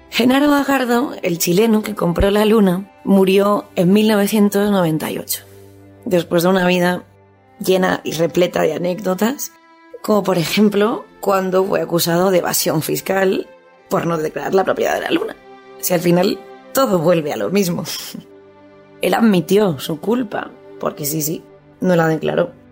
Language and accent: Spanish; Bajardo, Liguria, Italy; este poeta dejó en herencia la luna a mi pueblo y a mis compatriotas.